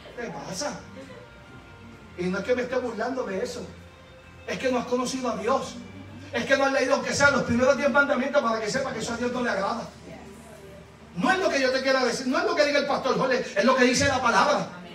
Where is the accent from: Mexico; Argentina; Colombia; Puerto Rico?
Puerto Rico; now in Kissimmee, United States; yo soy boricua